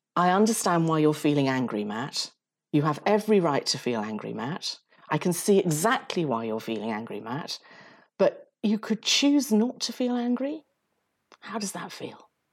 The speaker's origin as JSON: {"language": "English", "country": "Uganda", "tie": "born or raised there", "moved": "yes", "said": "I was brought up in Uganda"}